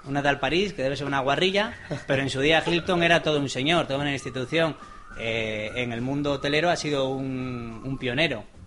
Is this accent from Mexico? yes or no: no; Santander, Cantabria, Spain; now in Gipuzkoa, Spain; vengo de Santander, lo primero, no soy vasco